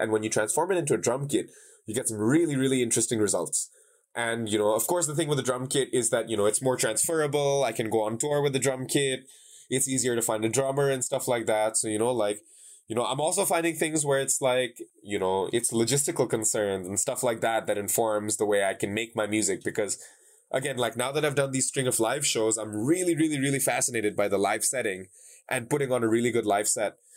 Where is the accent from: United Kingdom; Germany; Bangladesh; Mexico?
Bangladesh; Dhaka, Dhaka Division; moved away; in Dhaka in my hometown